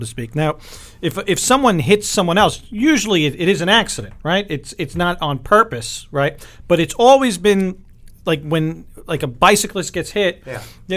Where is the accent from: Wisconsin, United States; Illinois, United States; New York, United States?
New York, United States; New York City; also born or lived in San Francisco; growing up on Staten Island